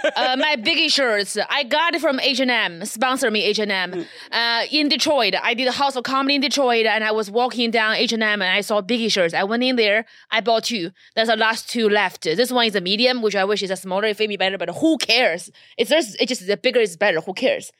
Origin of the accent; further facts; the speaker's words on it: China; first language Chinese; English is a second language; now in Los Angeles, United States; I was born in China